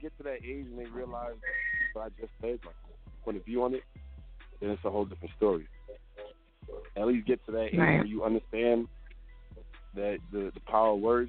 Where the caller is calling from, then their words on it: Atlanta, Georgia, United States; Atlanta, Georgia.